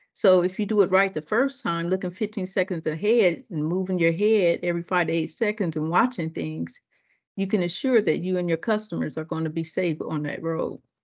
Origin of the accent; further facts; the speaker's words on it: Akron, Ohio, United States; moved away; also born or lived in Detroit, Michigan / Richmond; I'm born and raised in Akron, Ohio.